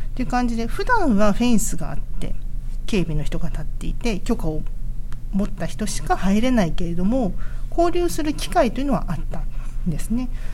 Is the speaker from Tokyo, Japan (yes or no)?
no; Naha, Okinawa, Japan; 私子供の頃那覇にいた